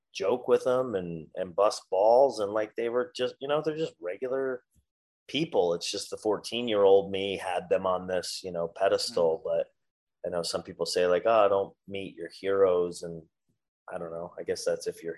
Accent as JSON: {"language": "English", "region": "New York", "country": "United States", "moved": "yes", "lives_now": "Florida, United States", "said": "I'm from New York"}